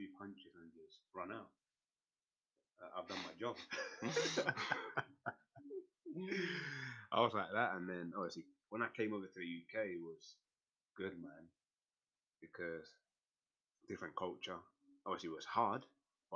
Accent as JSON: {"language": "English", "country": "Colombia", "tie": "born or raised there", "moved": "yes"}